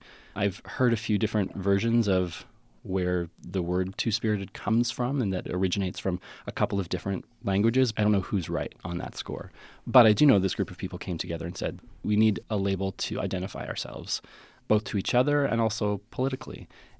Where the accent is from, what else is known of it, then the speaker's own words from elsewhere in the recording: Calgary, Alberta, Canada; born there; also born or lived in West Coast; because I was born in Calgary and then moved west and lived on the West Coast.